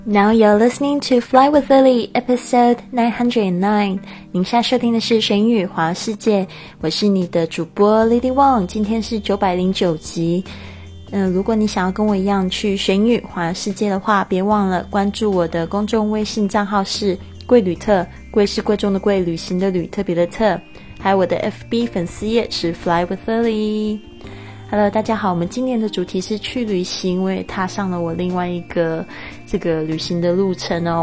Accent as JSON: {"language": "Chinese", "country": "Taiwan", "tie": "born or raised there", "also_born_or_lived": "Montana, United States", "said": "大家知道我在这个台湾出生，其实台湾是不下雪的地方"}